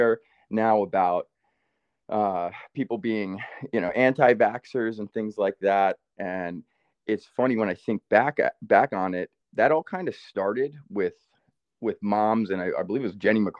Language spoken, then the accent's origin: English; Rockland County, New York, United States; moved away; We grew up in Rockland County, New York